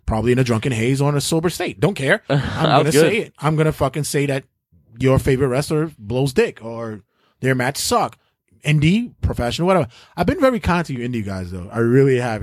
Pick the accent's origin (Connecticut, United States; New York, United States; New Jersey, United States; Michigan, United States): New York, United States; New York City; I'm from Brooklyn